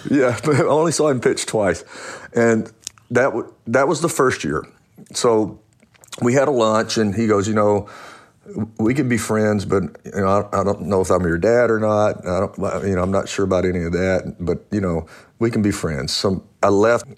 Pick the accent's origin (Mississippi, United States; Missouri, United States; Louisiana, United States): Louisiana, United States; I was born in Louisiana